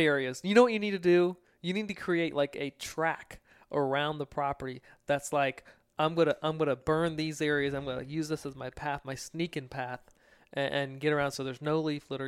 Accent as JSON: {"language": "English", "region": "Virginia", "country": "United States", "tie": "born or raised there", "said": "growing up in Virginia"}